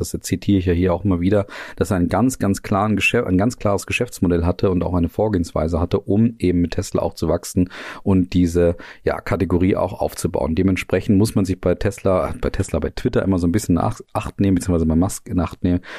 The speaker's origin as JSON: {"language": "German", "country": "Germany", "said": "uns dann als Deutsche hier"}